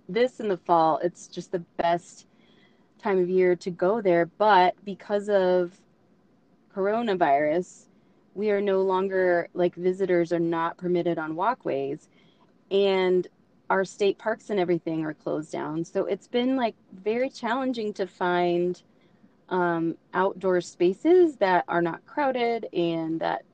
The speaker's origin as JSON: {"language": "English", "region": "Oklahoma", "country": "United States", "said": "I am from Oklahoma"}